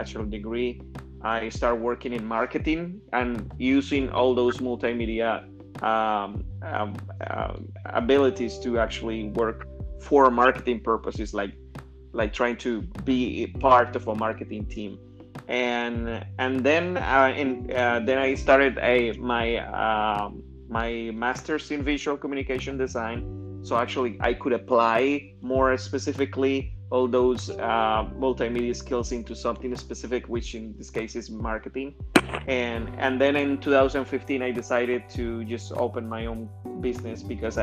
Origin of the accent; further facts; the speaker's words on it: Colombia; English is a second language; moved away as an adult; also born or lived in Indiana; now in United States; I am originally from Colombia, and I went to college down there.